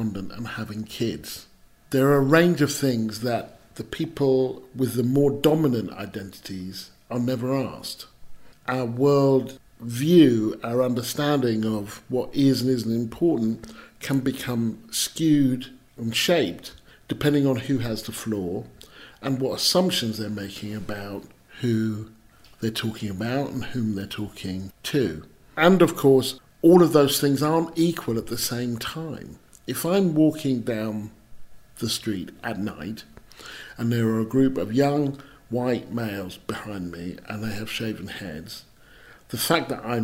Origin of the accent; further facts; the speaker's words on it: England, United Kingdom; I'm British, I'm English